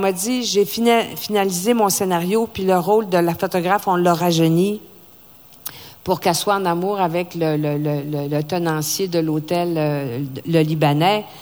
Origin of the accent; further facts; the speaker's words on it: Saguenay, Quebec, Canada; moved away; Au Saguenay, ma région natale, où je viens de me racheter un chalet